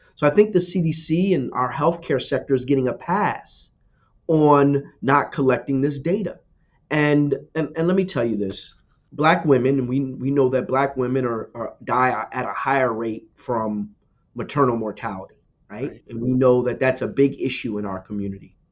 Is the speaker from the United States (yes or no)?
yes; New Jersey, United States; I'm from New Jersey, born and raised.